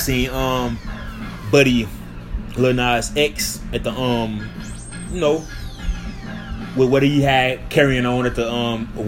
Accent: St. Louis, Missouri, United States; moved away; my hometown in St. Louis

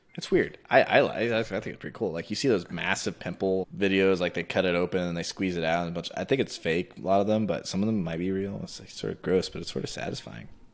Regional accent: Texas, United States; also born or lived in New Jersey; I born and raised in Texas. Lived in New Jersey last year. Now I'm back here.

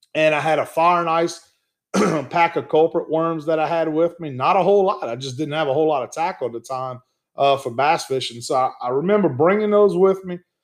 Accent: Ville Platte, Louisiana, United States; also born or lived in Gonzales, Louisiana; growing up in Evangeline Parish, where I grew up at in the town of Ville Platte, Louisiana

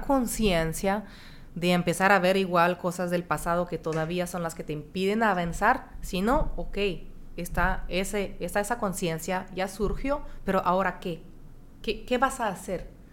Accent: France; moved away; also born or lived in Monterrey, Mexico; soy de Francia

